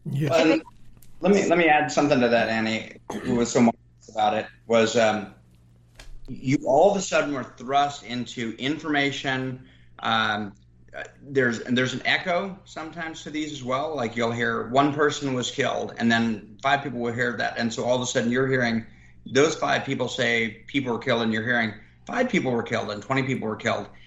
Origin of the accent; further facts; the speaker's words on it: Reno, Nevada, United States; now in Austin, United States; The area I live, I, I grew up in around Reno, Nevada, by Lake Tahoe